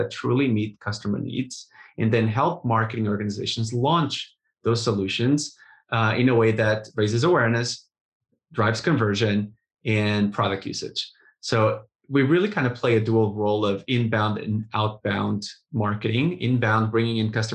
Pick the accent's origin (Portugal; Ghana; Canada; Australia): Portugal; moved away as an adult; also born or lived in Russia / Spain / England / Germany; now in United States; was born and raised in Portugal